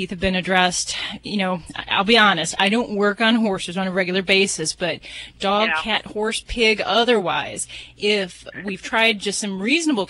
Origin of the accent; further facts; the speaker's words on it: Las Vegas, Nevada, United States; I'm from Vegas